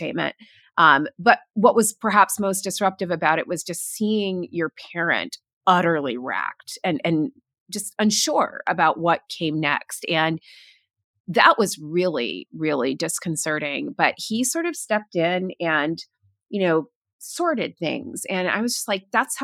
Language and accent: English; Florida, United States; moved away; I grew up in Florida, and, you know, when we first moved there